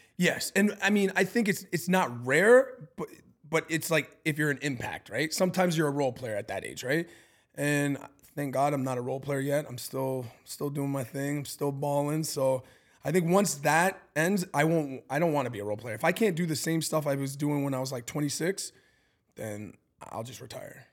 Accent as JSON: {"language": "English", "country": "Canada", "moved": "yes", "lives_now": "Milwaukee, United States", "said": "I'm Canadian. I grew up with a lot of Italian"}